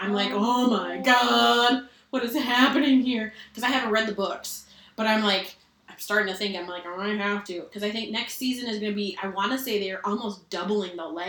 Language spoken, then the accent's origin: English; Minnesota, United States; I'm Minnesotan